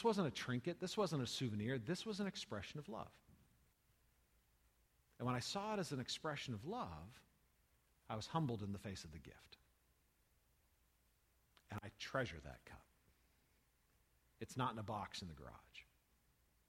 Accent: United States; I'm an American.

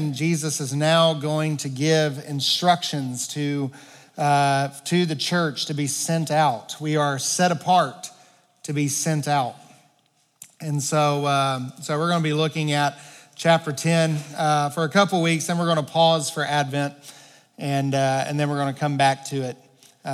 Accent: Arkansas, United States; moved away as an adult; I grew up in Arkansas

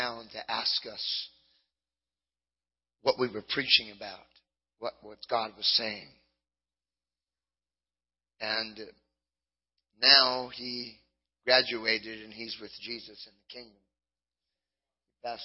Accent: Southern California, United States; I grew up in Southern California

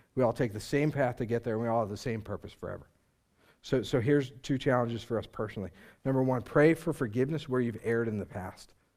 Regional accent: United States

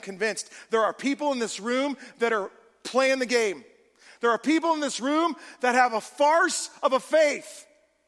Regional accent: California, United States; moved away; also born or lived in Oregon; I'm originally from California.

